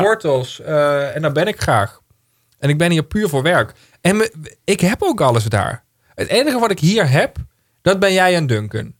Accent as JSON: {"language": "Dutch", "town": "Heerlen", "region": "Limburg", "country": "Netherlands", "tie": "born or raised there", "also_born_or_lived": "Breukelen", "moved": "as an adult", "said": "ik ben ook geboren in Heerlen in het ziekenhuis. Eh, daar heel lang in hetzelfde huis gewoond"}